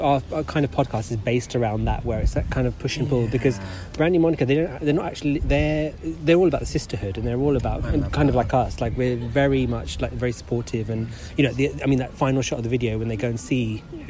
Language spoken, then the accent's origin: English; London, United Kingdom; I'm born and bred in London. Interesting fact, I was born in the same hospital as Prince William.